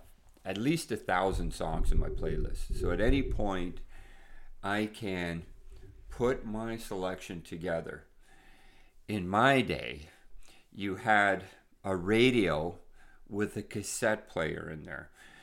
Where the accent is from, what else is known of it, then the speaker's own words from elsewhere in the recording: Sault Ste. Marie, Ontario, Canada; you have to understand, I'm an Italian from Sault Ste. Marie too, so some of my musical tastes were related to people